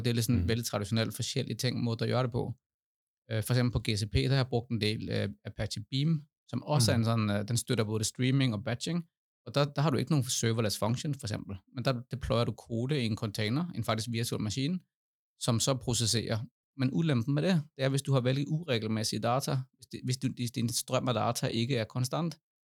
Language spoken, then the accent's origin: Norwegian; Denmark; now in Norway; Jeg er dansk